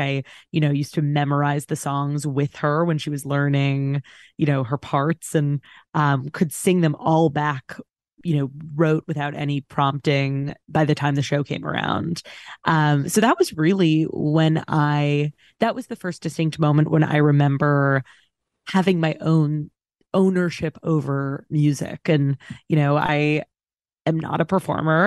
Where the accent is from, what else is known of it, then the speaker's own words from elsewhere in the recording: New York City, New York, United States; I grew up on the Upper West Side, um, not too, too far from Long Island at all